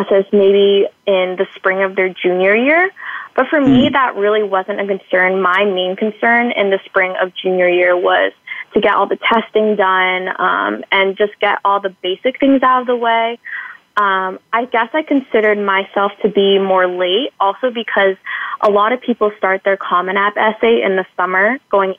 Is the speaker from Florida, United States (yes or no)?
no; Acton, Massachusetts, United States; I grew up in Acton, Massachusetts